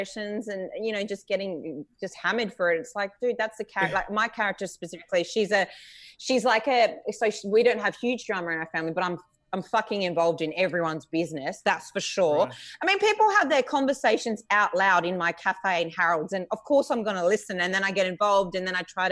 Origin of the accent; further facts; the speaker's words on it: Adelaide, South Australia, Australia; I'm from Adelaide